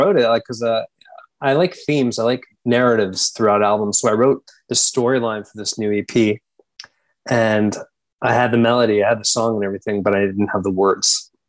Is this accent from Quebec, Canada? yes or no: yes; Montreal, Quebec, Canada; My parents, I mean, I grew up, I'm of Indian heritage. So I grew up, my parents would watch Bollywood films all the time